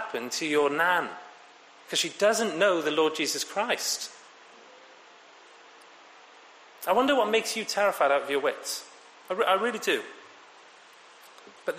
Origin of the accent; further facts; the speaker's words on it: Wales, United Kingdom; being a Welshman travelling into London